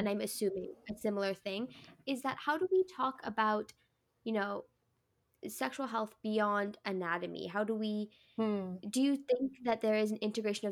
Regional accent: Calgary, Alberta, Canada; moved away as an adult; now in Japan; what I grew up with here in Canada

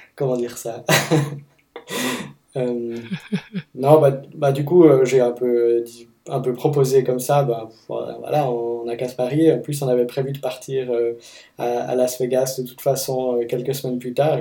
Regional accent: Fribourg, Switzerland; moved away as an adult; now in Seattle, United States; je viens de Fribourg, en Suisse, et j'habite à Seattle depuis une année et demie environ

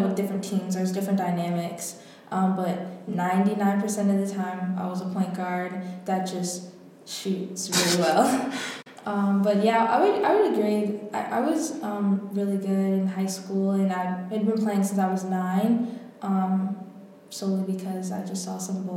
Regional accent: Atlanta, Georgia, United States; moved away as an adult; now in Washington, D.C., United States; I grew up in Atlanta, Georgia

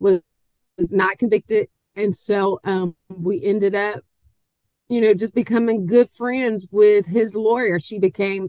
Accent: Covington, Georgia, United States; also born or lived in Atlanta, Georgia / Macon, Georgia; I'm from Covington. I am a Georgia peach. I'm homegrown.

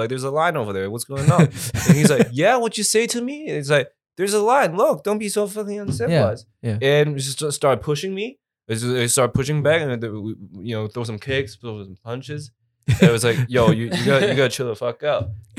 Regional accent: Toronto, Ontario, Canada; I was like, oh, yeah, no, I'm from Toronto. We're from Canada and shit.

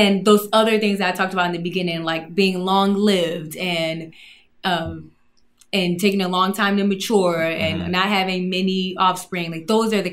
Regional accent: Baltimore, Maryland, United States; I grew up in Baltimore, and Baltimore is right on the Chesapeake Bay.

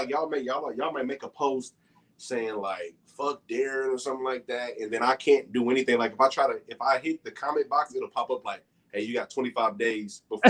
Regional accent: Kansas City, Missouri, United States; I'm actually from Kansas City

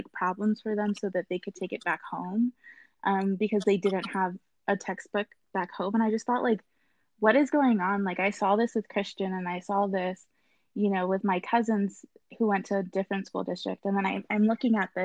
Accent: Inland Empire, California, United States; I grew up born and raised in the Inland Empire, where I'm running for school board.

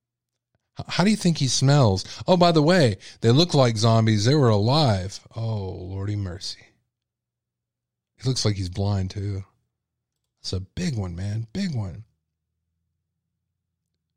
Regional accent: Texas, United States; I'm a Texan and we love our catfish. Okay. It's like a delicacy like you wouldn't believe here

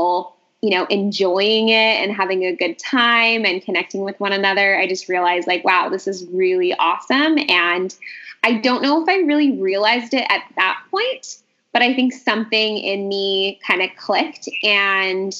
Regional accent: Vancouver, British Columbia, Canada; I'm from Vancouver.

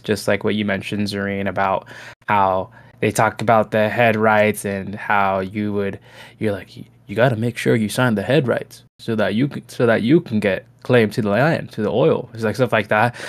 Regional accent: California, United States; we grew up in California

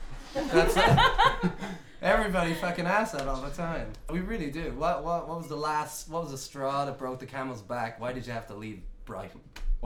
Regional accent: Ireland; I'm Irish

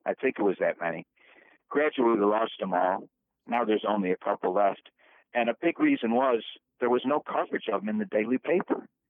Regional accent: Brighton, New York, United States; I grew up in Brighton, Josh, at 12 Corners

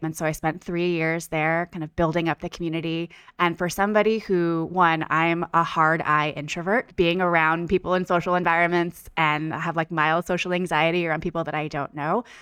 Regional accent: Bay Area, California, United States; moved away as an adult; now in Los Angeles, United States; I am a California girl, born and raised. I'm from the Bay Area originally, but I moved

